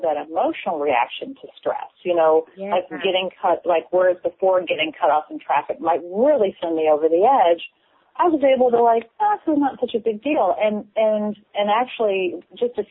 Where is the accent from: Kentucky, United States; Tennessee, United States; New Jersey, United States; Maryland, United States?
Kentucky, United States; I'm from Kentucky